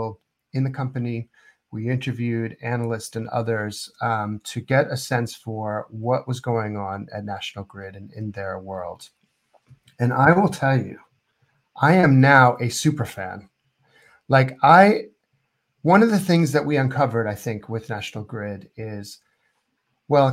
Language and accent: English; United States; I'm American